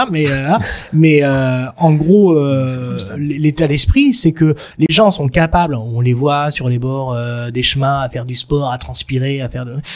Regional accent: Marseille, Provence-Alpes-Côte d'Azur, France; en tant que Français

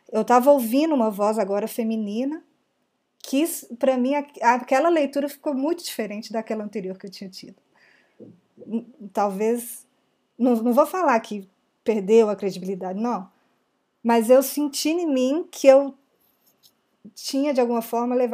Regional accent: Belo Horizonte, Minas Gerais, Brazil; sou de BH também.

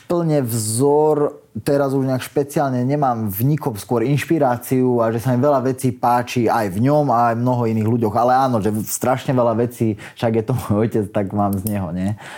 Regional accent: Nové Zámky, Nitra Region, Slovakia; môj ocino, on býva v mojom rodnom meste, odkiaľ pochádzam z Nových zámkov

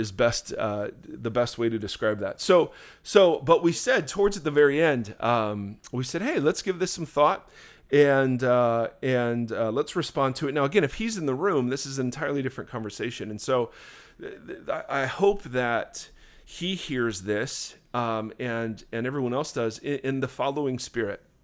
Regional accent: Ohio, United States; now in Southern California, United States; I grew up in Ohio

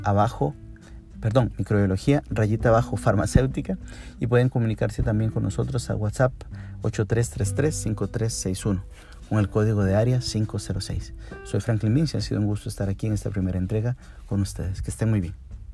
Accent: Costa Rica; en nuestro país, en Costa Rica

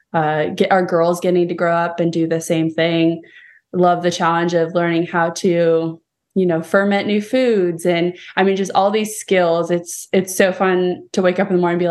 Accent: California, United States; moved away as an adult; now in Tennessee, United States; I'm actually from California

